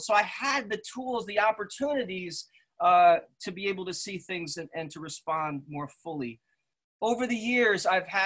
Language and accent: English; West Caldwell, New Jersey, United States; I grew up in Essex County in West Caldwell, a predominantly white community, son of Swiss immigrants